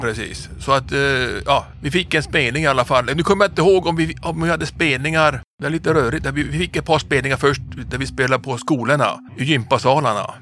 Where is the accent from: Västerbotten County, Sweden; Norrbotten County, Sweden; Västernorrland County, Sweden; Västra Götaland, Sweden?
Norrbotten County, Sweden; Kiruna; moved away as an adult; also born or lived in Gothenburg; född och uppvuxen i Kiruna